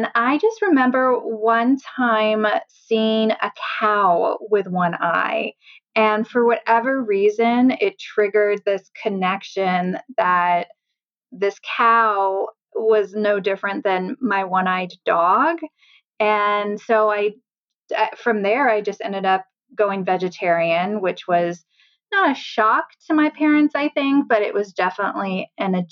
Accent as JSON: {"language": "English", "town": "Sunnyvale", "region": "California", "country": "United States", "tie": "born or raised there", "also_born_or_lived": "Michigan", "lives_now": "Grass Valley, United States", "said": "I was born in Michigan, but moved out to California when I was 6 weeks old. So I'm originally from the Bay Area down in Sunnyvale"}